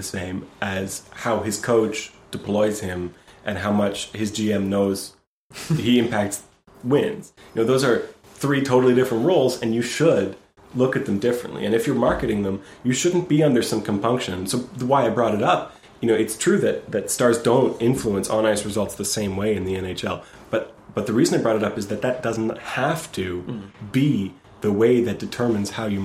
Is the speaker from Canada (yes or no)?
yes; Canada; I'm Canadian.